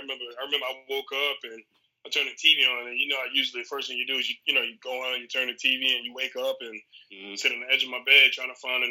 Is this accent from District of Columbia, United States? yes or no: no; New York City, New York, United States; moved away; it was a terrorist attack in my hometown.